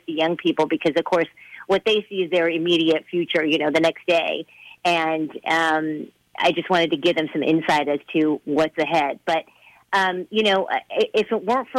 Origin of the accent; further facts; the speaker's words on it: Fresno, California, United States; moved away as an adult; also born or lived in Mason City, Iowa / Columbus, Ohio / Seattle; back to Fresno, my hometown.